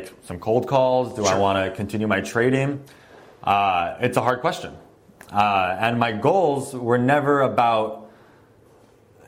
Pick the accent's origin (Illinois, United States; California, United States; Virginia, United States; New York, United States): California, United States; Los Angeles; now in San Francisco, United States; I was born in Los Angeles, born and raised, moved to San Francisco for school.